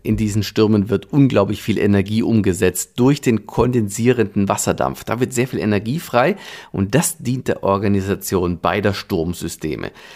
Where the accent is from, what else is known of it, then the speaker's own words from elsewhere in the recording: Germany; bei uns in Deutschland